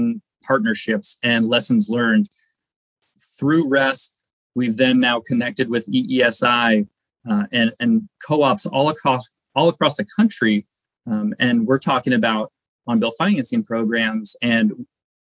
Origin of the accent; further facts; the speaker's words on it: Seattle, Washington, United States; I grew up in Seattle, been in the Pacific Northwest my whole life.